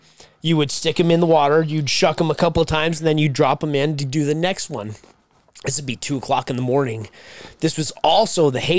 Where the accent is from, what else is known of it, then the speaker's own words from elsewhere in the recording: Syracuse, New York, United States; Growing up in Syracuse.